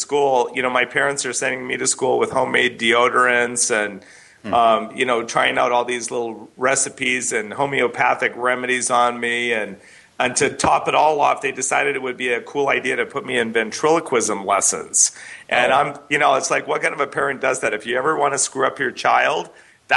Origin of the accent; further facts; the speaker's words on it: Canada; I grew up in Canada, and my parents were in the alternative